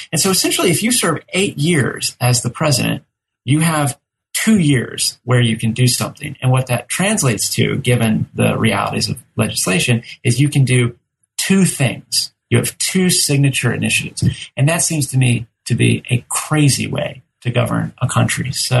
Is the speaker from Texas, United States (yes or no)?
yes; Texas, United States; now in Georgia, United States; You know, I'm from Texas, which is the second largest, most populous state in the nation.